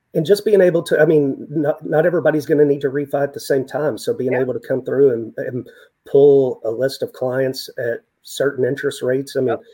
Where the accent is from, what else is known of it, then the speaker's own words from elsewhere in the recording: West Texas, United States; born and raised in West Texas, lived in the desert